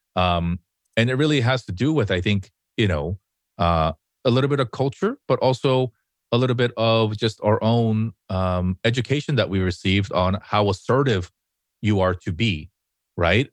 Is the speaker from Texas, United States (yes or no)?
no; Los Angeles, California, United States